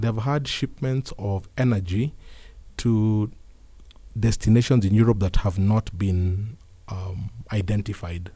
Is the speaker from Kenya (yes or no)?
yes; Kenya; as Kenyan